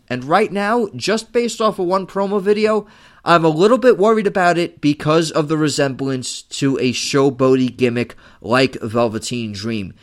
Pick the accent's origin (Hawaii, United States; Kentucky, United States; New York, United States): New York, United States; New York City; I am from Staten Island. I am doing this show from a chair in Staten Island